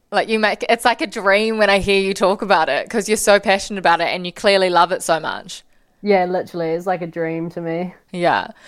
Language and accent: English; Auckland, New Zealand; Um, growing up in Auckland, I'd say Muriwai.